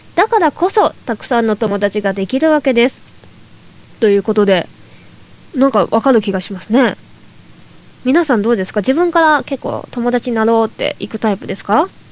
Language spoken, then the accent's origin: Japanese; Toyama, Japan; now in Tokyo, Japan; もともと地元の富山県にいた時は